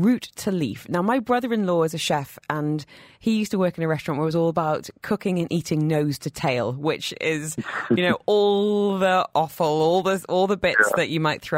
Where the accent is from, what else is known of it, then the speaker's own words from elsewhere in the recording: Northumberland, North East England, United Kingdom; I'm from Northumberland